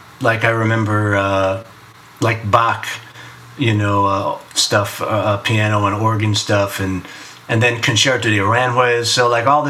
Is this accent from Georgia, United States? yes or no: no; Miami, Florida, United States; now in New York, United States; I grew up in Miami, but I was the kid who said water, you know, instead of water